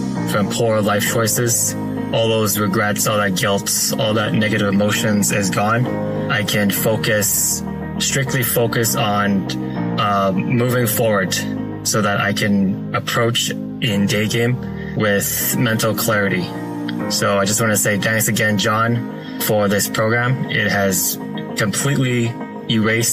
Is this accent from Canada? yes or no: yes; Toronto, Ontario, Canada; I'm from Toronto